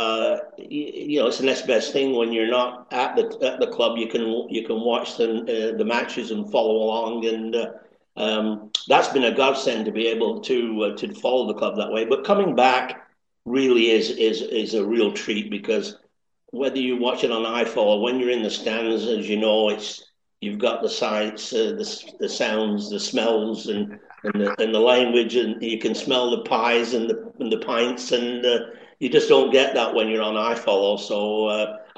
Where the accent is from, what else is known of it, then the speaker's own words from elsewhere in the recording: Accrington, North West England, United Kingdom; accent: East Lancashire crossover Canadian; now in Canada; I was born and raised in Accrington